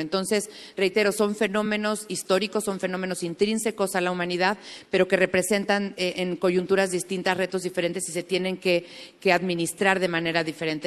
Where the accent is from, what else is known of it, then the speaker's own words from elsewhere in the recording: Mexico; nos sentimos muy orgullosos como mexicanos